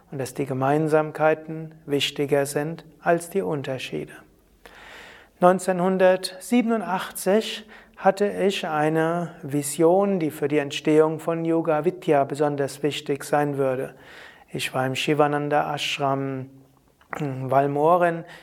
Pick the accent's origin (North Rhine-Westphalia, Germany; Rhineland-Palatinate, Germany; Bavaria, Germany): Rhineland-Palatinate, Germany; born there; Ich äh, bin ja geboren in Deutschland, in Rheinhessen, habe schon als Kind spirituelle Erfahrungen und Sehnsucht gehabt